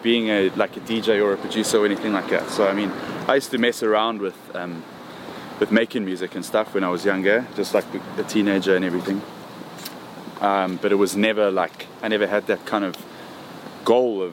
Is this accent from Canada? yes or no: no; Johannesburg, Gauteng, South Africa; Born in Johannesburg, lived in South Africa basically my whole life.